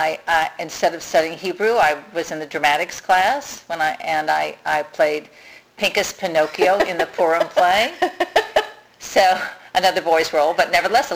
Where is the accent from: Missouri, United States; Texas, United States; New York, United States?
Missouri, United States; St. Louis; I grew up in St. Louis, Missouri.